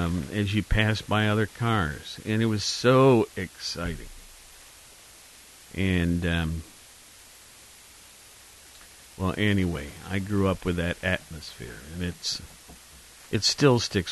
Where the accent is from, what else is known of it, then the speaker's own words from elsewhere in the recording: Columbus, Ohio, United States; I know growing up in Columbus